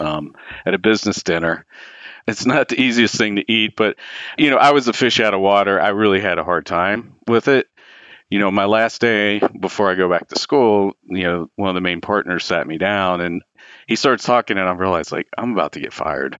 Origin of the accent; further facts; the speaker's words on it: Cincinnati, Ohio, United States; I grew up in Cincinnati and went to the University of Cincinnati, and I lived at home